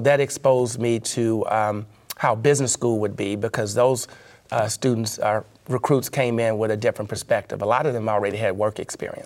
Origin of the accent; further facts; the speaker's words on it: Memphis, Tennessee, United States; I was working at an investment banking firm in my hometown, Memphis, Tennessee